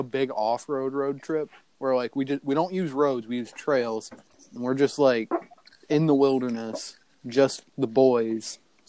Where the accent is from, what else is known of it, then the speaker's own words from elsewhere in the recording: United States; I'm American and I'm fat.